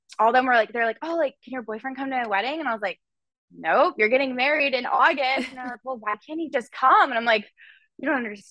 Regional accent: Frisco, Texas, United States; I'm from Frisco, Texas, and I was home from college in Frisco

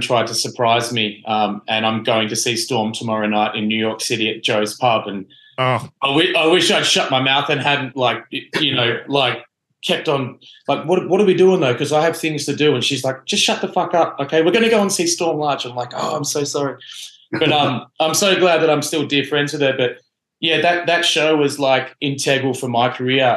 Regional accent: Australia; moved away as an adult; now in Los Angeles, United States; I didn't grow up in America where you can do it. I grew up in Australia

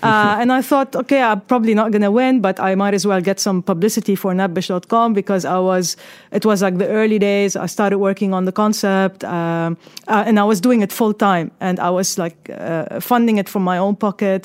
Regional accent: Lebanon; moved away as an adult; also born or lived in Australia; now in United Arab Emirates; I was, uh, born and raised in Lebanon

